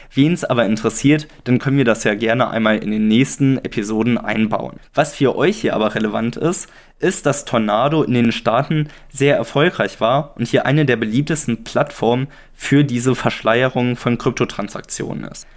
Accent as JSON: {"language": "German", "country": "Germany", "said": "für uns als Deutsche"}